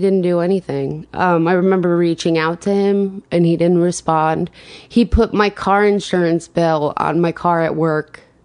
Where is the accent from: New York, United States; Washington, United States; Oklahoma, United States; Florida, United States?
New York, United States; Rocky Point; I grew up on Long Island, um, in Rocky Point